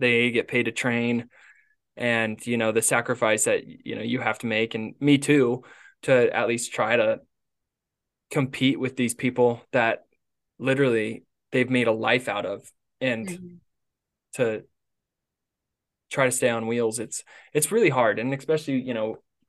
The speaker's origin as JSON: {"language": "English", "town": "Gunnison", "region": "Colorado", "country": "United States", "tie": "born or raised there", "moved": "yes", "lives_now": "Cottonwood, United States", "said": "Grand Junction's 2 hours from my hometown in Gunny"}